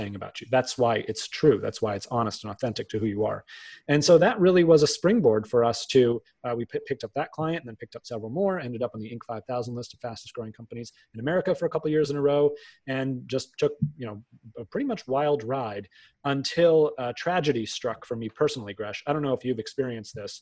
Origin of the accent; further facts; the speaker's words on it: outside of Boston, Massachusetts, United States; I grew up outside of Boston.